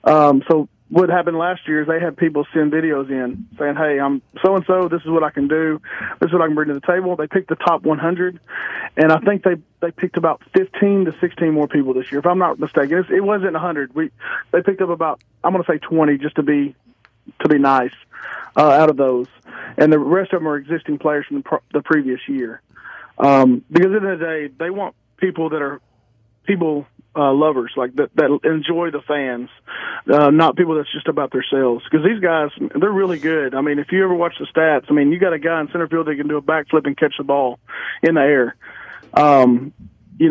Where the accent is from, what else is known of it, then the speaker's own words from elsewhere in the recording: Texas, United States; I'm from Texas